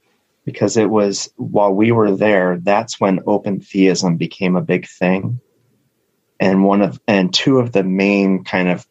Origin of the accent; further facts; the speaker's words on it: Toledo, Ohio, United States; also born or lived in Kalamazoo; we moved back home, my hometown of Toledo